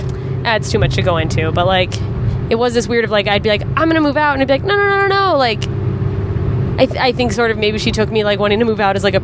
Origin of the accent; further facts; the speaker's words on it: Anchorage, Alaska, United States; moved away; In my hometown, Anchorage, Alaska